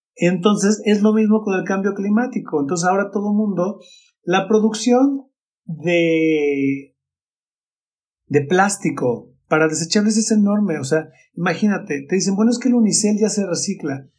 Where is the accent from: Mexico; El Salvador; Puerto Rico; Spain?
Mexico; mi ciudad natal, en Coca